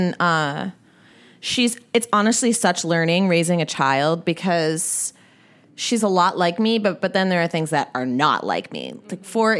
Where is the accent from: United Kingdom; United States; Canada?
United States; Minneapolis, Minnesota; born or raised there; also born or lived in Massachusetts